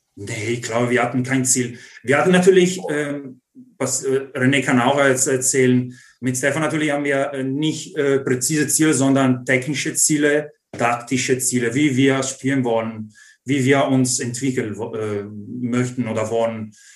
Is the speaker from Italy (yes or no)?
yes; Treviso, Veneto, Italy; German is a second language; moved away as an adult; now in Germany; als Italiener und Ausländer